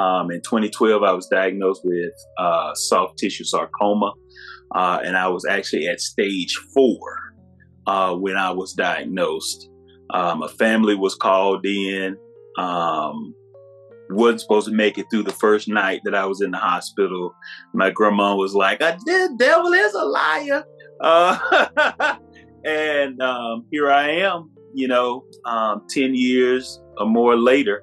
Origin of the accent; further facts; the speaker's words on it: Mississippi, United States; from a little small town in Mississippi